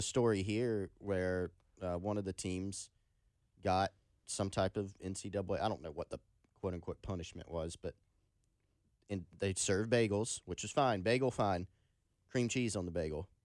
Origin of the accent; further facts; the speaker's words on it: Anderson, South Carolina, United States; I grew up in Anderson